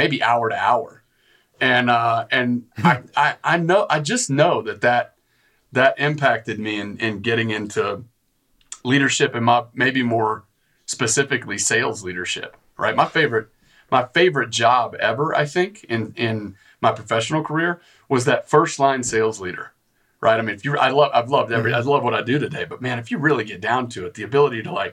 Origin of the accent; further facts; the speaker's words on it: West Texas, United States; moved away; I grew up in West Texas, and it's like all oil field